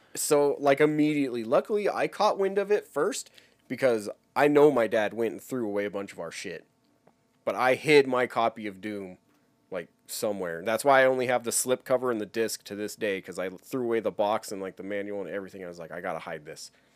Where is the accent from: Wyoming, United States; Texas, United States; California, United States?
Wyoming, United States; I was growing up in Wyoming at the time